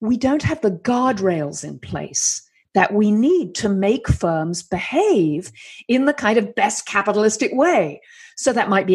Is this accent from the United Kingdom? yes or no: yes; United Kingdom; I'm British and female